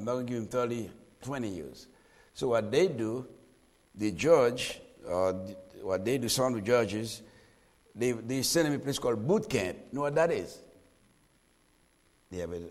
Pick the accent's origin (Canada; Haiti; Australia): Haiti; also born or lived in Lock Haven, Pennsylvania / Ohio; now in South Florida, United States; Born and raised in Haiti.